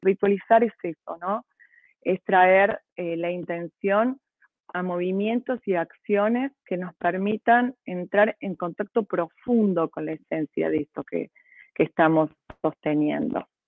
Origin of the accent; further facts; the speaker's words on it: Córdoba, Argentina; yo soy cordobesa, mi abuela cordobesa de las sierras